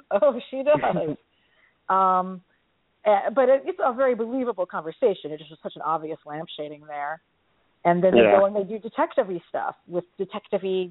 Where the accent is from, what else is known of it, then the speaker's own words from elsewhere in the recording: New York City, New York, United States; a New Yorker